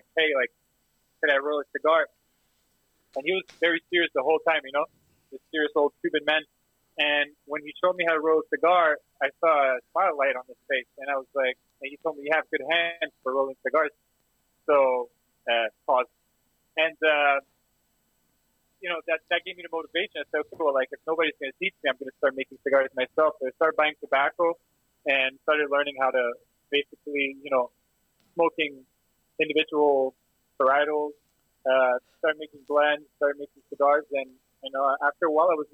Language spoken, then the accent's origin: English; Montreal, Quebec, Canada; I'm from Montreal. I'm not a Torontonian.